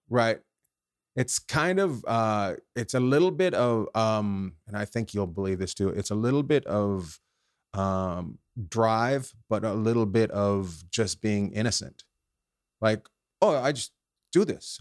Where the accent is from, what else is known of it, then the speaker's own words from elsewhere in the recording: Terrace, British Columbia, Canada; moved away; I grew up in Terrace, British Columbia